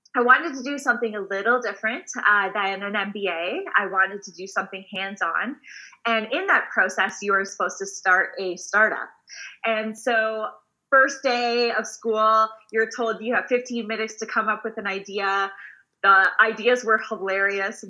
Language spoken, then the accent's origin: English; Waterloo, Ontario, Canada; I am born and raised in a small town called Waterloo. Uh, we are about an hour outside of Toronto